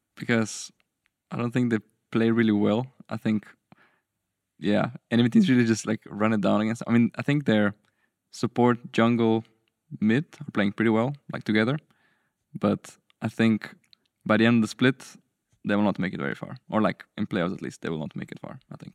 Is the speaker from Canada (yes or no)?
no; Slovenia; I'm from Slovenia